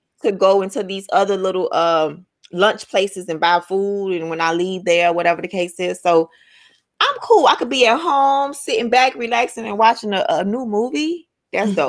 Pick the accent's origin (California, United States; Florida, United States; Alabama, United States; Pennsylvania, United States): Florida, United States; Miami; I'm from Miami